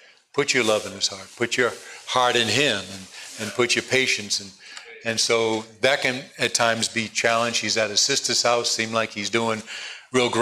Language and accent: English; East Coast, United States; born or raised there; also born or lived in California